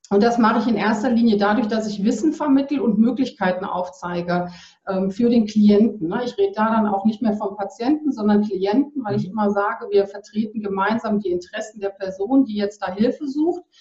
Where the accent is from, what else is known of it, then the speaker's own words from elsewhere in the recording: North Rhine-Westphalia, Germany; ich komme aus dem Ruhrgebiet und wir mhm. sind ins, an den Rand von Sauerland, ans Sauerland gezogen ähm, direkt an einen Wanderweg